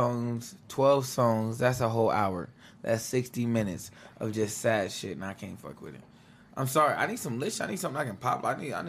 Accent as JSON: {"language": "English", "region": "West Coast", "country": "United States", "said": "I'm from the West Coast, so everybody's expecting me like, oh, …, …, you know, that those type of people."}